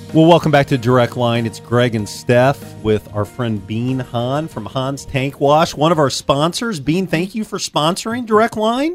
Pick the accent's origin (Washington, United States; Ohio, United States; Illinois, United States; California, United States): Illinois, United States; Champaign; I grew up in Champaign